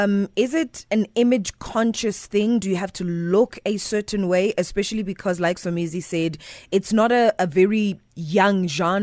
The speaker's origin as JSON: {"language": "English", "town": "Benoni", "region": "Gauteng", "country": "South Africa", "said": "Just because I'm from Benoni, you see your stereotypes."}